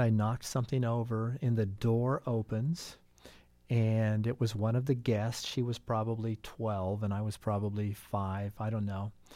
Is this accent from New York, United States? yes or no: no; Brown County, Indiana, United States; I grew up in the shadows of Bloomington. I'm from Brown County, the suburbs of Bean Blossom